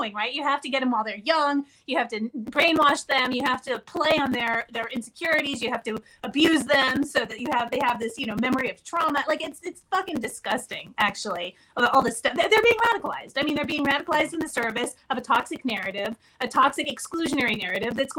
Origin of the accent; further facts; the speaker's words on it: La Mesa, California, United States; that town that I grew up in, La Mesa